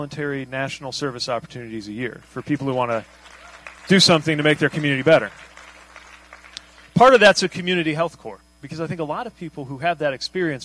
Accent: South Bend, Indiana, United States; I grew up in Indiana.

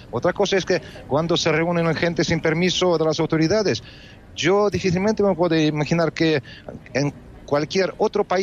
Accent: Russia; yo siendo ruso

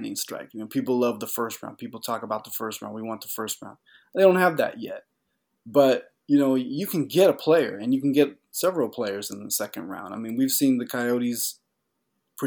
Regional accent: Portland, Oregon, United States; moved away; that's my hometown area code, Portland, Oregon, 503

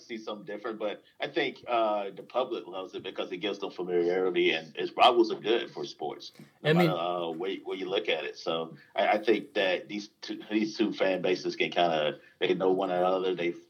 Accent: Charlotte, North Carolina, United States; moved away as an adult; now in South Florida, United States; I grew up in North Carolina.

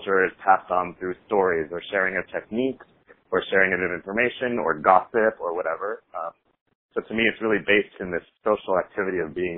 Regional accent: Long Island, New York, United States; moved away as an adult; now in San Francisco, United States; I grew up on Long Island

